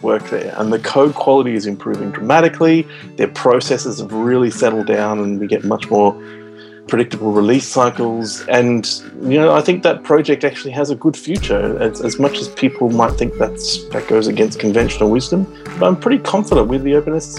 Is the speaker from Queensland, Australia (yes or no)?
no; New South Wales, Australia; my home state of New South Wales